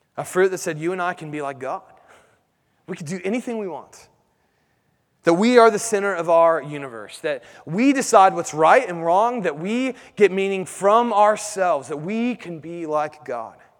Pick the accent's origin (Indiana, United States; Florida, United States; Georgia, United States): Indiana, United States; Indianapolis; growing up in Indianapolis